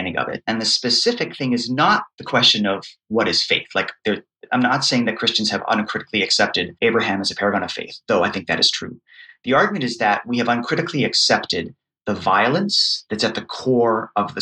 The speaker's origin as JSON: {"language": "English", "country": "United States", "said": "an American Protestant who comes from an evangelical background"}